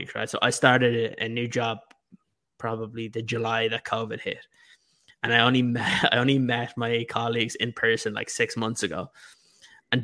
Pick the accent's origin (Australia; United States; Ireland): Ireland; Dublin, Leinster; growing up in Dublin, you wouldn't see many jerseys around